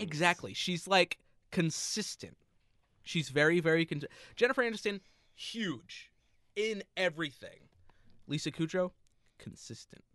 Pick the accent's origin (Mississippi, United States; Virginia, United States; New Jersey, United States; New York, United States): New Jersey, United States; we're from New Jersey